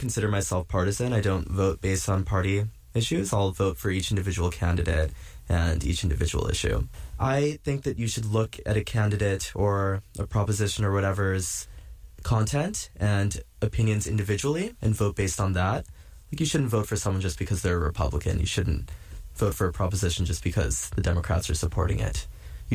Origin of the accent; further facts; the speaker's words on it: just south of San Francisco, California, United States; now in New York, United States; I'm from just south of San Francisco